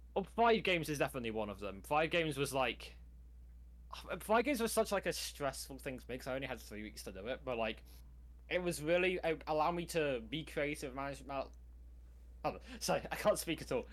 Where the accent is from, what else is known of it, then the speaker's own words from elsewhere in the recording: United Kingdom; I'm British.